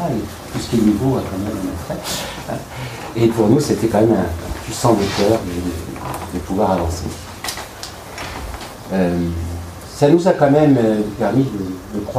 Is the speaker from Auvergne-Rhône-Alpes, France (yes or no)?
yes; Lyon, Auvergne-Rhône-Alpes, France; nous sommes très très heureux de vous accueillir à Lyon. je vais faire Cocorico, c'est ma ville natale, même si depuis longtemps je suis